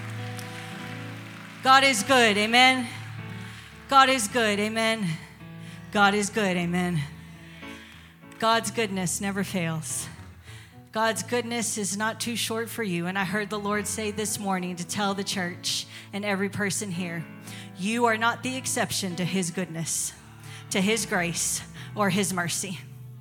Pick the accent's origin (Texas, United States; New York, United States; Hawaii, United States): Texas, United States; San Antonio; moved away as an adult; now in Tennessee, United States; I'm from San Antonio, Texas. We're from San Antonio, Texas.